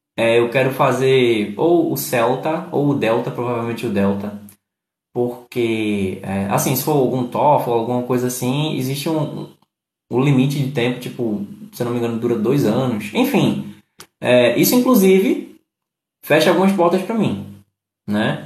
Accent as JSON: {"language": "Portuguese", "region": "Pernambuco", "country": "Brazil", "said": "eu sou de Pernambuco"}